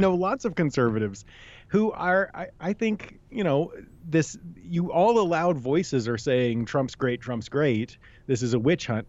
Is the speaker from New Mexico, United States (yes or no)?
no; New Hampshire, United States; I'm from New Hampshire